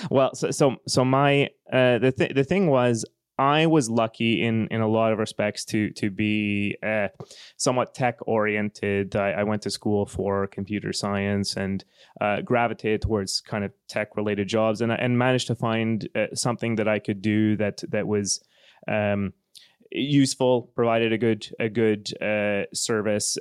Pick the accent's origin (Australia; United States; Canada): Canada; Western Canada; moved away as an adult; now in Finland; I'm from Western Canada, the, the part of Canada where, uh, most of the economy is based on oil and gas.